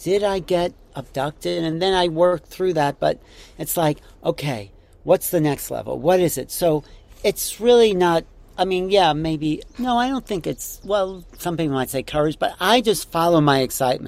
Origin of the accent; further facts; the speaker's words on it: Wantagh, New York, United States; I grew up in Wanto